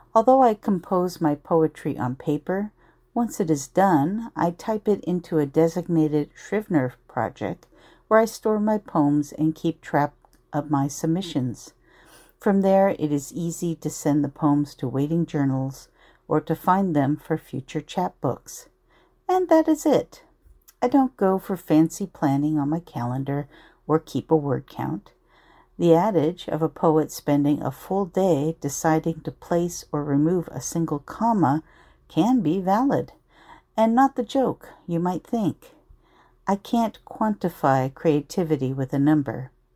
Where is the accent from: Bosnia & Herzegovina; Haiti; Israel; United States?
United States; Anaheim, California; my hometown of Anaheim